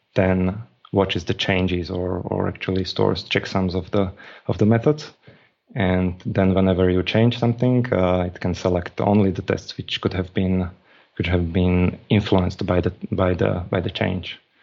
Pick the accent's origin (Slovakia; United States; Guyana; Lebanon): Slovakia; I'm from Slovakia, and I'm in Slovakia.